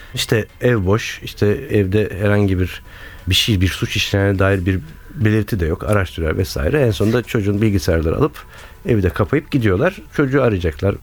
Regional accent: Istanbul, Turkey; moved away as an adult; now in Izmir, Turkey; İstanbul'un e, Bağdat Caddesi Suadiyeliyim

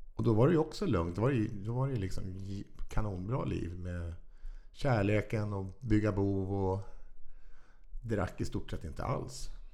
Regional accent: Stockholm, Stockholm County, Sweden; also born or lived in Vaxholm / Farsta; Stockholms södra förorter

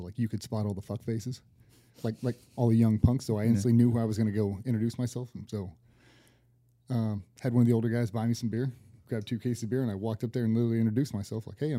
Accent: near Norfolk, Virginia, United States; I grew up 20 minutes on the road.

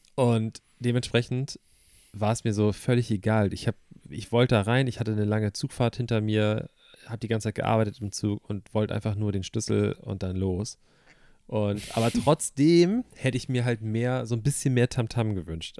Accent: Hamburg, Germany; du weißt, wo ich herkomme. Also das, ist, das ist zwar Hamburg, aber ich würde das jetzt nicht als Großstadt bezeichnen

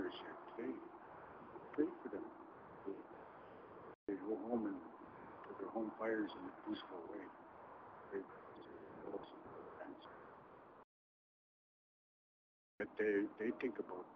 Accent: Enoch Cree Nation, Alberta, Canada; I'm from Enoch Cree Nation.

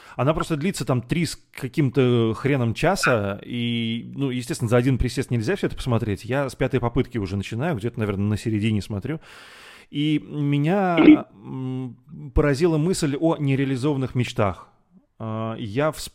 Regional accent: Moscow, Russia; из Зябликова я давным-давно уехал, я не нахожусь уже там, несмотря на это, мой, э, этот район навсегда в моем сердце

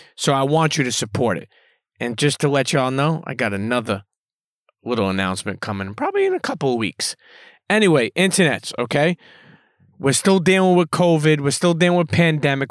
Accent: New York City, New York, United States; also born or lived in Bensonhurst, Brooklyn; I grew up in Coney Island, and then I moved to Bensonhurst

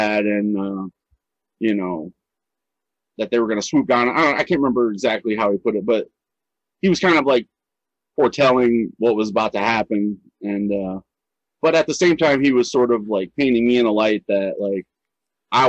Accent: Ohio, United States; also born or lived in Seattle, Washington; I'm from Ohio. I moved to Seattle for a year, came back.

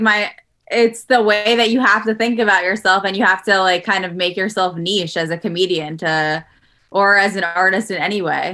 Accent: New York City, New York, United States; also born or lived in Los Angeles; now in Jersey City, United States; I'm from Queens, but my mom moved here recently

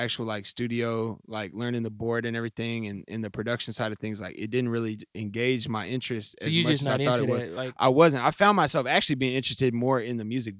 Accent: Indianapolis, Indiana, United States; also born or lived in Culver, Indiana; I actually am born and raised here in Indianapolis, by way of the Briarport area.

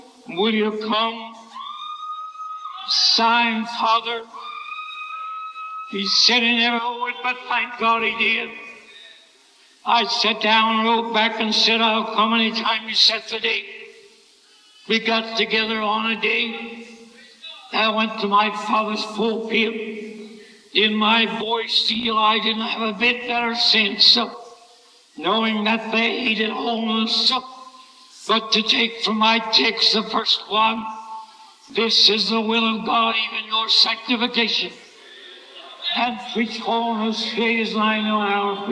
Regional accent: Glassboro, New Jersey, United States; moved away; I went back to my hometown, Glasgow, New Jersey

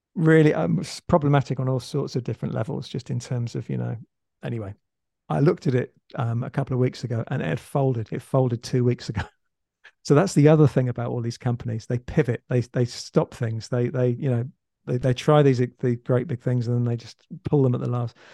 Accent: England, United Kingdom; now in Australia; I'm actually English, so I, I used to live in England, now I live in Australia.

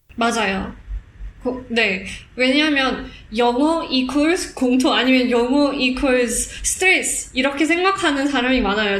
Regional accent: South Africa; first language Afrikaans; Korean is a second language; now in Singapore; 저는 남아공에서 태어났지만 어, 해외에서 많이 살던

